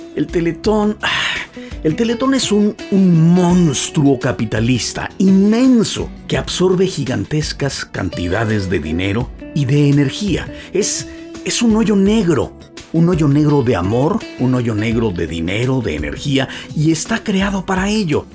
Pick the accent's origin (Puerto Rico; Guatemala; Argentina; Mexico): Mexico; now in United States; los mexicanos que vivimos y o trabajamos en los Estados Unidos de Norteamérica